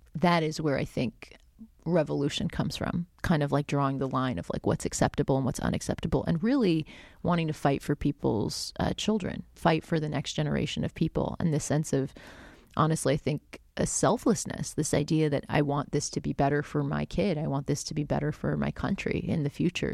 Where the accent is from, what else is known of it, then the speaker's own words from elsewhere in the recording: South Florida, United States; I grew up in South Florida